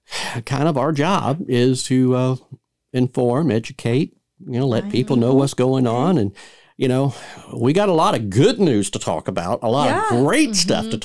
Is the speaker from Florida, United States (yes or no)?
yes; Florida, United States; I mean, we're from Florida, but I still got Georgia blood in me, so I'm okay.